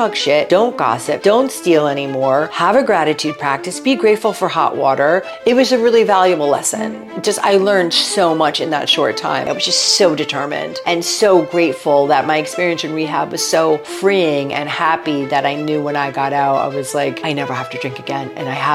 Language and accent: English; Stamford, Connecticut, United States; I grew up in Connecticut, Stamford, Connecticut, in the 70s.